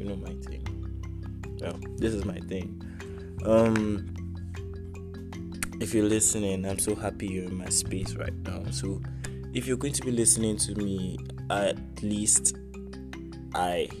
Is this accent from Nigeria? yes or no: yes; Jos, Plateau, Nigeria; now in Abuja, Nigeria; I am from Jos Plateau State, from Jos South. Precisely, I am Biram